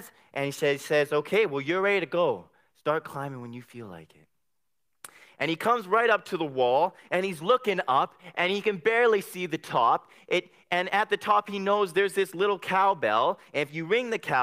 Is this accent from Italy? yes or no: no; Abbotsford, British Columbia, Canada; I come from Abbotsford